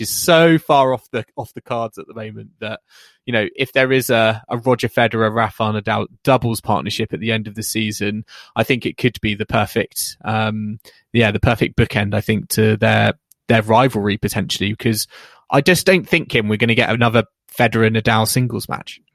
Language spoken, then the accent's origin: English; United Kingdom; as a British fan